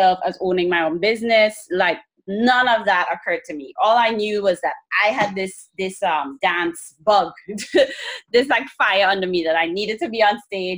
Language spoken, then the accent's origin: English; Barataria, Trinidad & Tobago; now in Brooklyn, United States; I'm from Trinidad and Tobago. I was raised in a small town neighborhood called Barataria